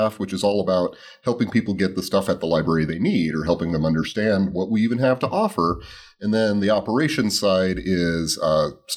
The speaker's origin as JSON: {"language": "English", "town": "Riverton", "region": "Wyoming", "country": "United States", "tie": "born or raised there", "also_born_or_lived": "Rangely, Colorado / Carbon County, Wyoming", "moved": "as an adult", "lives_now": "Loveland, United States", "said": "I came here to Loveland from Wyoming, where I was born and raised and grew up"}